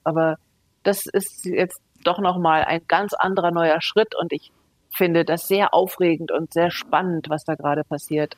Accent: Germany; ich als Deutsche so aufgewachsen bin

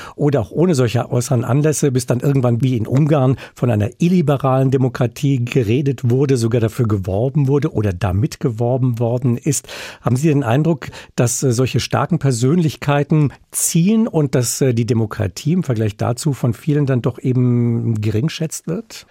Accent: Germany; bei uns in Deutschland

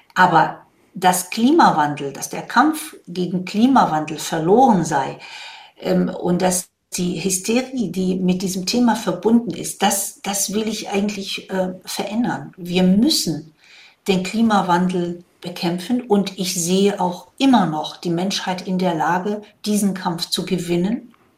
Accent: Morocco; also born or lived in Rhine-Main area, Germany; now in Germany; Ich komme ja ursprünglich aus Marokko, da bin ich da sozusagen am Wasser groß geworden

